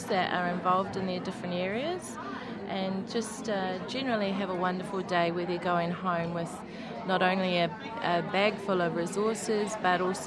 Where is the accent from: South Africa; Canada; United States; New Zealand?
New Zealand; now in Australia; as you can tell by my accent, I am from New Zealand